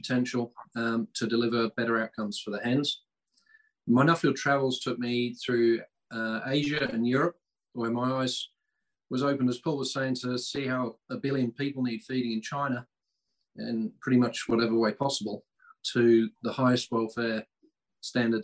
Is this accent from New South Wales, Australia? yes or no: yes; Tenterfield, New South Wales, Australia; I'm from Tenterfield, northern New South Wales